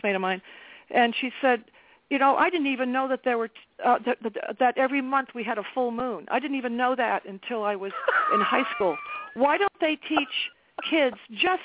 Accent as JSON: {"language": "English", "town": "South Sutton", "region": "New Hampshire", "country": "United States", "tie": "born or raised there", "lives_now": "New London, United States", "said": "I grew up in New Hampshire, in the country, in South Sutton, New Hampshire, so it's not a city."}